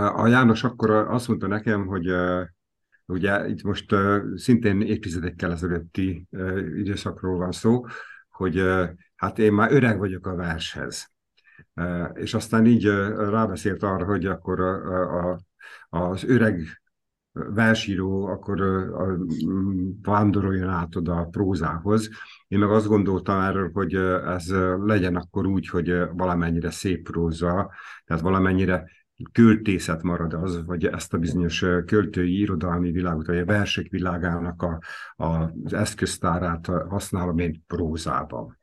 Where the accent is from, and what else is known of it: Veszprém, Veszprém County, Hungary